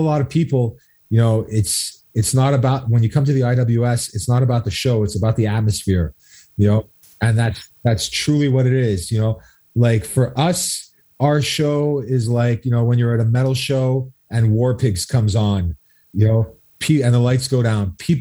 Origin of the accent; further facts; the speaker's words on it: Two Mountains, Quebec, Canada; we're both from Two Mountains